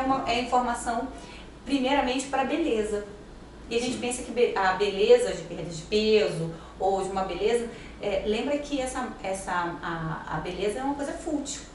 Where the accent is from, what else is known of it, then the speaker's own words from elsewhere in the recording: Brazil; eu sou brasileira